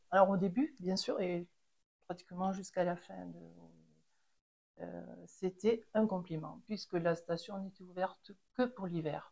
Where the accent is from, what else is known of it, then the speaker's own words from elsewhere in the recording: Les Angles, Occitania, France; je suis née aux Angles et euh, j'ai connu les débuts de la station de ski